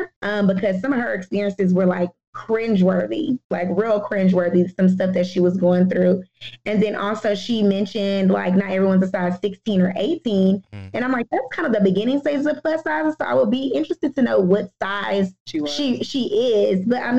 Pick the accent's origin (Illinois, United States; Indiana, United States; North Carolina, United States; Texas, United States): Texas, United States; Houston; Like we were raised, I don't know, I'm a Houstonian. I was raised in the South. My dad's from Georgia.